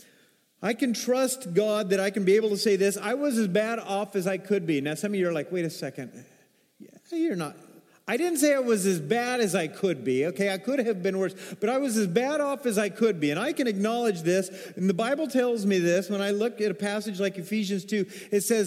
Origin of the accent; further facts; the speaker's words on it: Arkansas, United States; I'm from Arkansas. That's some of my roots